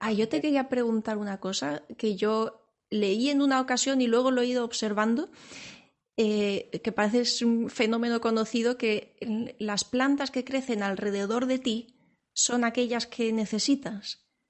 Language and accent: Spanish; Seville, Andalusia, Spain; yo soy, soy, sevillana, aunque no se me nota, pero para mí el, naranjo y el olor de la flor del naranjo es, es, eh, mi infancia.